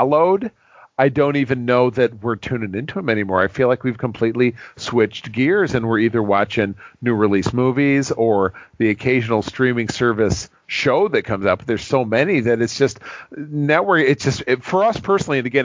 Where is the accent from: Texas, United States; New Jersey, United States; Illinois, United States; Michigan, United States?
Michigan, United States; Grosse Pointe; my hometown of Grosse Pointe, Michigan